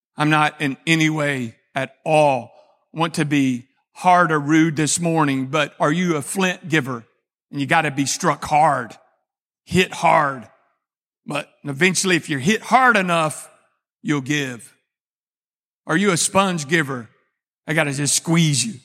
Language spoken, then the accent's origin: English; Texas, United States; I'm a Texan